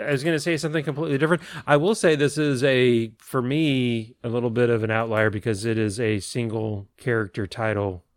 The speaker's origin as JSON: {"language": "English", "town": "San Antonio", "region": "Texas", "country": "United States", "tie": "born or raised there", "said": "growing up on Sunday afternoons after Mass in San Antonio"}